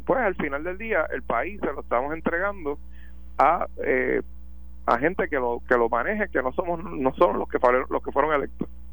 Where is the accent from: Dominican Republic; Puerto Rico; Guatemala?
Puerto Rico; como puertorriqueños